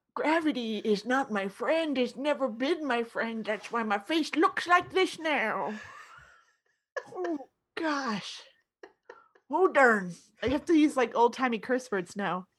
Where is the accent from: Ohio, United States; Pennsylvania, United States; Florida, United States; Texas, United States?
Florida, United States; when I was growing up in Florida